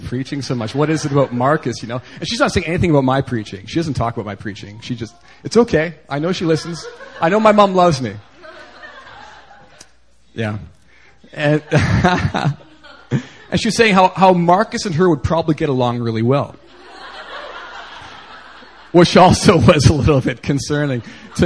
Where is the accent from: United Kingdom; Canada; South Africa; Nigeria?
Canada; moved away; growing up in Canada